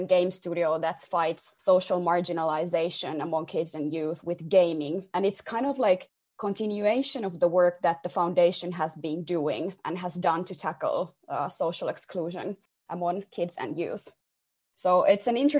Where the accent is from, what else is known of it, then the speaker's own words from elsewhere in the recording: Tampere, Pirkanmaa, Finland; moved away as an adult; now in Helsinki, Finland; I was born and raised in Tampere.